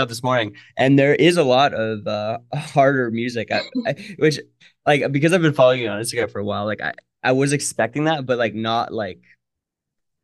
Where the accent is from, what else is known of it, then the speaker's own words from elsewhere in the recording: Northern Ontario, Canada; I grew up in Northern Ontario